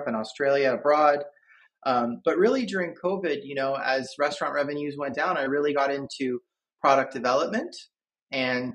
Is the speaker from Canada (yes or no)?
yes; Canada; now in Philadelphia, United States; I am Canadian originally, but I live just outside of Philadelphia now